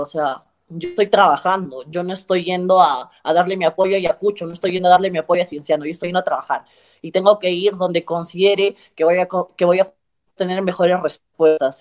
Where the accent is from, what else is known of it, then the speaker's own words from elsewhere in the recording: Cusco, Peru; yo soy cusqueña